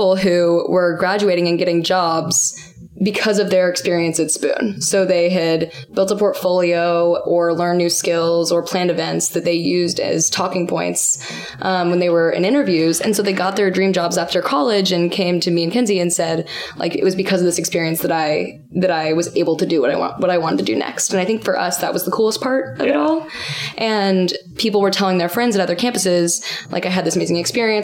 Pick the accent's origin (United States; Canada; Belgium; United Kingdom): United States; Austin, Texas; moved away as an adult; also born or lived in Chicago, Illinois; now in New York City, United States; I am from Austin, Texas.